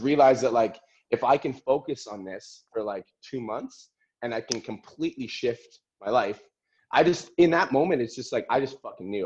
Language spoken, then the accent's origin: English; Calgary, Alberta, Canada; I was born in Calgary, Alberta